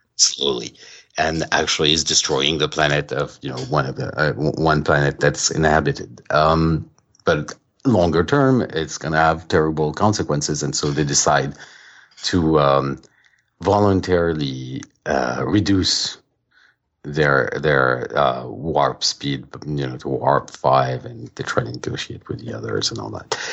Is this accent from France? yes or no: yes; France; moved away as an adult; now in United States; I grew up in France